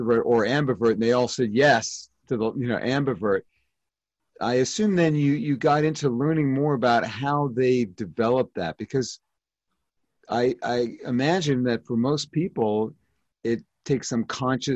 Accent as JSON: {"language": "English", "town": "New York City", "region": "New York", "country": "United States", "said": "I'm from Brooklyn"}